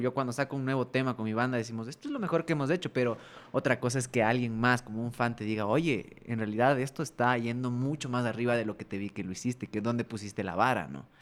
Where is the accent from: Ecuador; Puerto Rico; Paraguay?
Ecuador